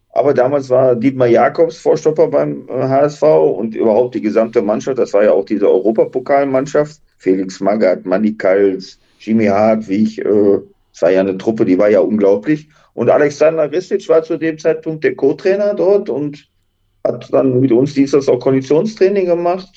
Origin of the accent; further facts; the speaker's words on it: Duisburg, North Rhine-Westphalia, Germany; ich komme aus einem Arbeiterviertel aus Duisburg-La meine Eltern äh, waren jetzt nicht die reichsten